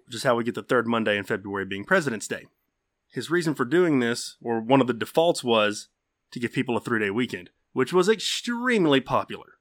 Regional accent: the South, United States; accent: southern; my southern accent

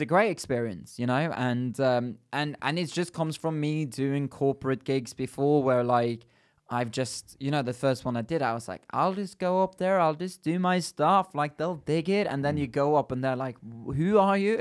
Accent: Bergen, Vestland, Norway; moved away as an adult; now in London, United Kingdom; me growing up in Bergen, it's a bit different

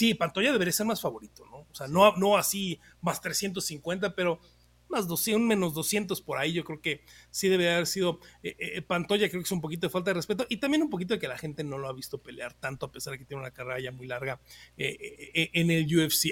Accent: Mexico; soy mexicano

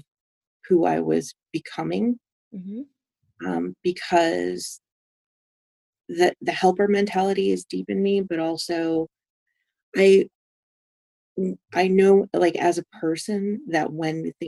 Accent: New York, United States; I grew up in New York. New York is home to me.

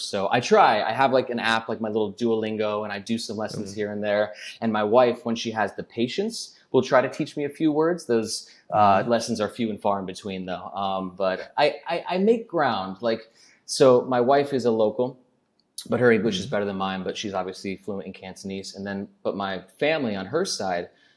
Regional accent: United States; moved away as an adult; also born or lived in Portugal / Thailand / Mexico / Colombia; now in Hong Kong; I'm from the States

